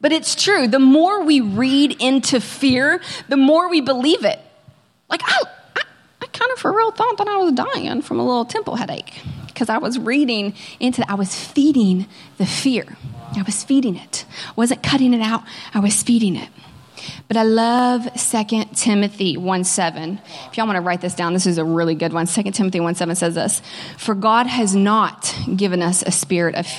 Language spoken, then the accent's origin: English; Kentucky, United States; moved away as an adult; now in California, United States; I am from Kentucky